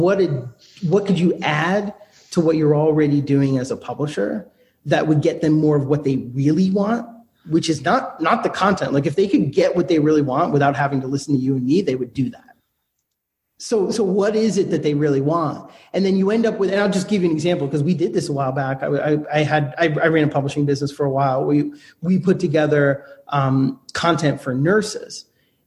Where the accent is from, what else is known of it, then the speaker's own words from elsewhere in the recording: United States; I'm an American. I speak English